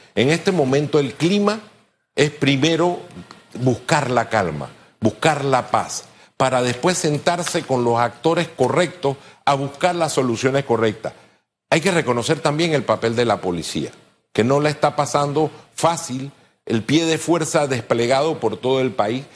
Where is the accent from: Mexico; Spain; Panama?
Panama; somos panameños